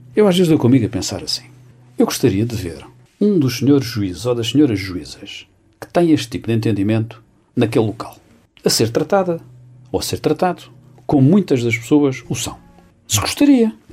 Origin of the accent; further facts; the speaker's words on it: Santarém, Santarém District, Portugal; Sou de Santarém